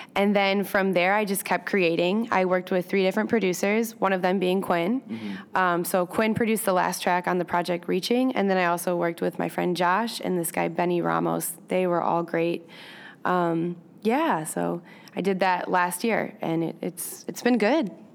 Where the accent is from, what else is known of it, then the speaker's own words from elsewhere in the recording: Michigan, United States; now in Chicago, United States; I'm originally from Michigan.